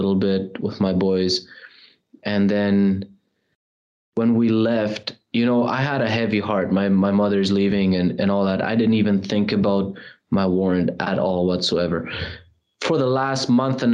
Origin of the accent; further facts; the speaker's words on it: Germany; now in Canada; my mom, all of us, we're originally from Europe, from Germany. That's where I was born. We moved to Canada